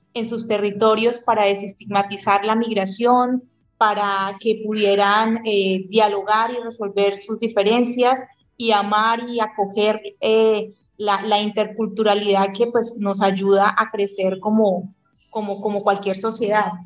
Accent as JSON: {"language": "Spanish", "country": "Colombia", "said": "los colombianos somos colombianos"}